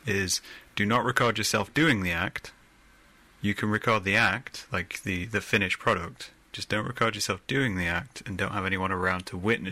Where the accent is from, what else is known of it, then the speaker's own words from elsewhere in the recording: Middle England, Midlands, United Kingdom; I'm from Middle England, so we get told we're not Southern, we're not Northern